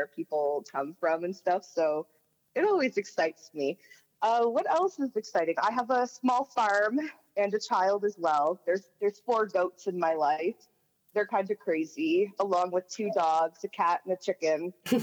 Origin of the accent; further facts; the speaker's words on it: New Brunswick, Canada; I'm from New Brunswick. I live just outside of the city of Moncton